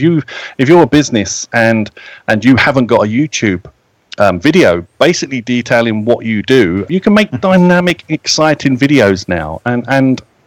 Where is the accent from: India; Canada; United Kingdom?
United Kingdom